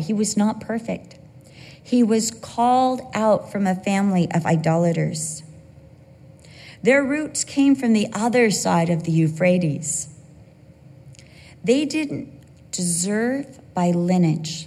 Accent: Costa Mesa, California, United States; also born or lived in Santa Ana, California / Vista, California / England; I was born at Santa Ana Community Hospital. For the most part of my life, I lived in Costa Mesa, California

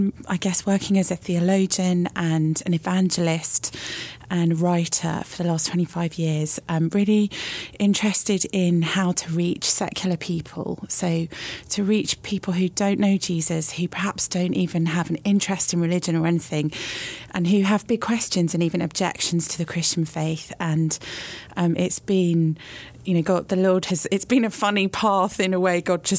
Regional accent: Australia; born there; So I was born in Australia.

